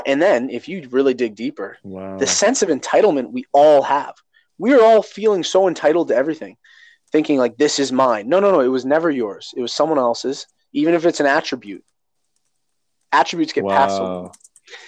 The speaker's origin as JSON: {"language": "English", "country": "Canada", "said": "right now I identify as Canadian"}